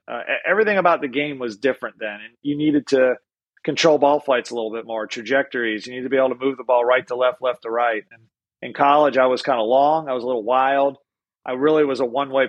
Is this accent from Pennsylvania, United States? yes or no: yes; Pennsylvania, United States; moved away as an adult; now in Florida, United States; I grew up in the North